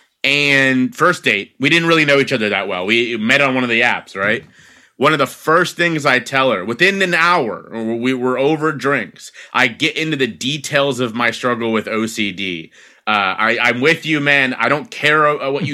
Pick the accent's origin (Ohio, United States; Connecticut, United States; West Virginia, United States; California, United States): Ohio, United States; Cincinnati; now in Philadelphia, United States; I was born and raised in Cincinnati, Ohio.